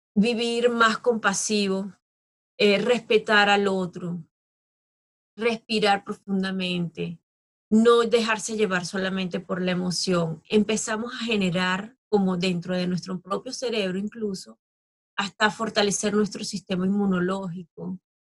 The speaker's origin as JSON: {"language": "Spanish", "country": "Venezuela", "tie": "born or raised there", "also_born_or_lived": "Australia", "said": "sigo teniendo unas raíces fuertes en mi país, en Venezuela, porque me, me vio nacer y me ha dado todo"}